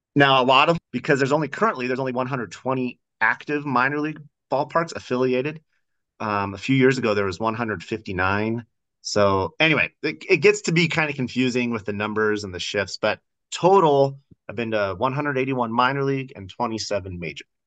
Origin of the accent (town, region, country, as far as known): eastern Washington, United States; born or raised there; also born or lived in Idaho